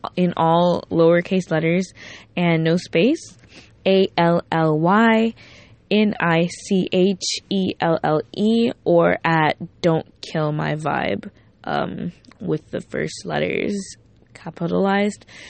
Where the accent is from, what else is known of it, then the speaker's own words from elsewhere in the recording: Miami, Florida, United States; I'm from Miami